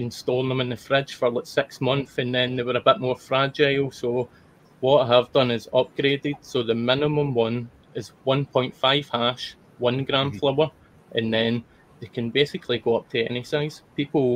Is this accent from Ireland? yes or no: no; Scotland, United Kingdom; being Scottish